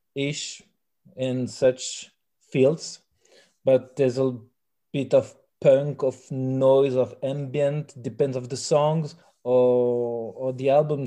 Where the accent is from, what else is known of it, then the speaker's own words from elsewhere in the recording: France; first language French; English is a second language; now in Belgium; I'm fr- I'm French from France